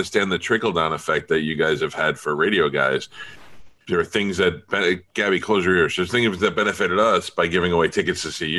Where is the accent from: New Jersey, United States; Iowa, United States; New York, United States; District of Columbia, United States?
New York, United States; New York City; moved away; also born or lived in Florida; I grew up in Staten Island. I'm a huge fan. I'm probably one of the rare guys that you see, especially now I'm 48 years old